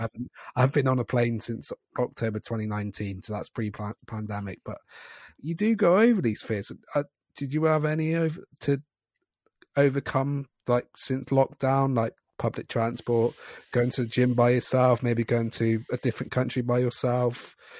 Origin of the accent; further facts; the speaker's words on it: Scotland, United Kingdom; I'm also Scottish